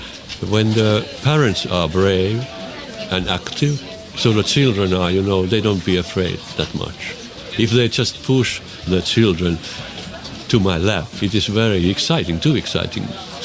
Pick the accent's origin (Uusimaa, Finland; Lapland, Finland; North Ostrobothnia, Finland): Lapland, Finland; Yes, I came from Lapland, yes.